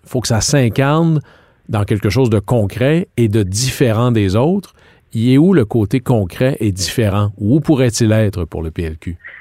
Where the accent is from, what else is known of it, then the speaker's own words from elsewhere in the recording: Jonquière, Quebec, Canada; À Jonquière